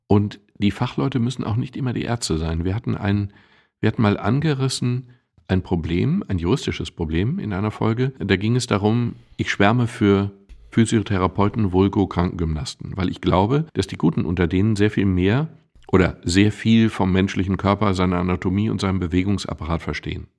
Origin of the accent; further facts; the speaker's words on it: Castrop-Rauxel, North Rhine-Westphalia, Germany; Mittlerweile sage ich bewusst Castor Brauxel